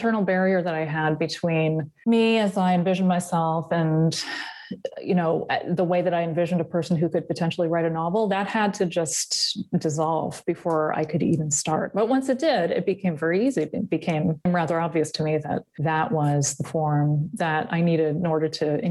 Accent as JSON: {"language": "English", "region": "Massachusetts", "country": "United States", "tie": "born or raised there", "moved": "as an adult", "said": "I was born in Massachusetts and I grew up there, and I left when I was 23."}